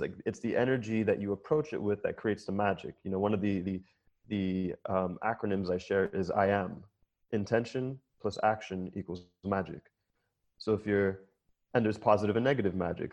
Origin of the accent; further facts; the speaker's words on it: Jamaica; I'm Jamaican